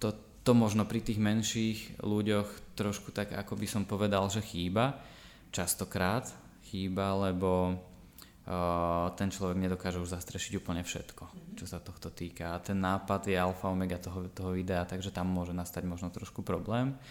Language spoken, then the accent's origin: Slovak; Banská Štiavnica, Banská Bystrica Region, Slovakia; miestnym kameramanom u nás v Banskej Štiavnici, ktorý ma začal brávať na stužkové a svadby, kde som sa zaučal, to už bolo na konci základnej školy